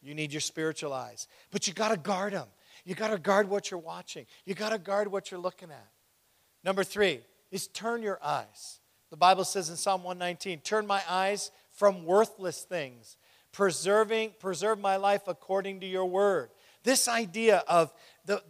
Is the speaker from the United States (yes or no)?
no; England, United Kingdom; moved away; I'm originally from England. I was born in England